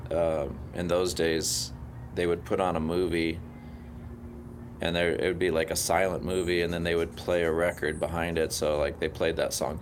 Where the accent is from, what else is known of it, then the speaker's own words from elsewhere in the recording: San Jose, California, United States; also born or lived in Aberdeen, Maryland; I settled in San Jose